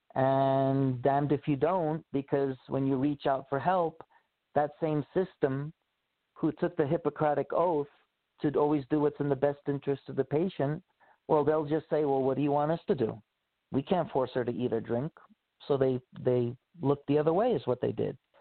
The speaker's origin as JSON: {"language": "English", "town": "New York City", "region": "New York", "country": "United States", "tie": "born or raised there", "also_born_or_lived": "Honolulu, Hawaii", "moved": "as an adult", "said": "I was born and raised in Queens, New York, and I left New York when I was 18 after I graduated high school"}